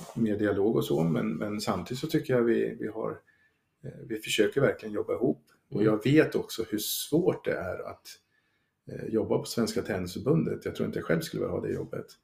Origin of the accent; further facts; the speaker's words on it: Sweden; som svensk